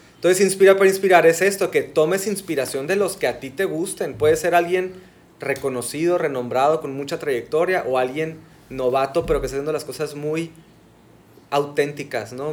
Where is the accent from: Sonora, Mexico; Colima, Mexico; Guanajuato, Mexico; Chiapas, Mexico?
Sonora, Mexico; soy arquitecto sonorense, Aquí estudié en, Hermosillo